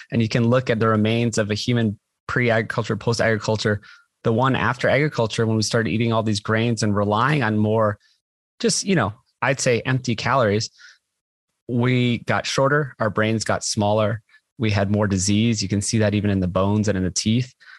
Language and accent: English; Hawaii, United States; I grew up in Hawaii.